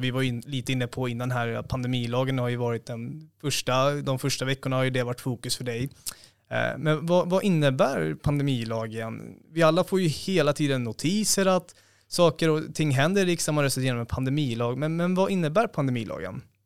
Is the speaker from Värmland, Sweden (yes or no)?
no; Stockholm, Stockholm County, Sweden; Jag som är från Stockholm